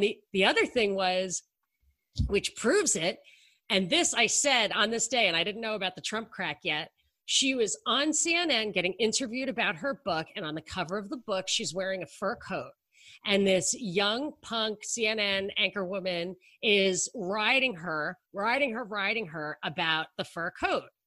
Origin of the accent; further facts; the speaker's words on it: New York, United States; I grew up in New York.